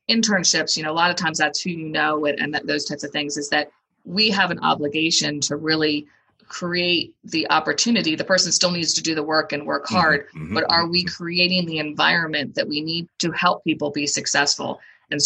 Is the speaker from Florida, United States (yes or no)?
no; Howard County, Maryland, United States; I grew up in Howard County